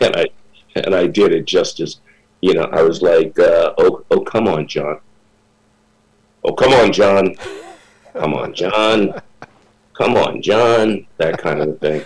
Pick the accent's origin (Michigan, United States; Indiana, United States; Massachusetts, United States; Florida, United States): Indiana, United States; South Bend; moved away as an adult; also born or lived in Minnesota; now in New York, United States; I was born and raised in South Bend, Indiana